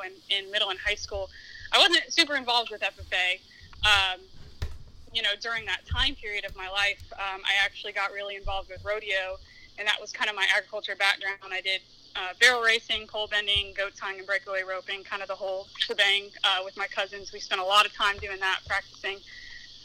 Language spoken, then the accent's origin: English; Okeechobee, Florida, United States; also born or lived in Manatee County, Florida / Gainesville, Florida; So I was born and raised in Okeechobee, Florida, up until I hit sixth grade, where my family and we moved to Manatee County